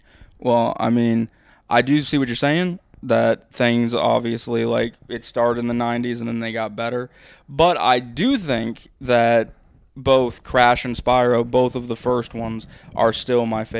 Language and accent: English; United States; I have Stone Cold, and I'm American, born and raised, and there is no one bigger than Stone Cold.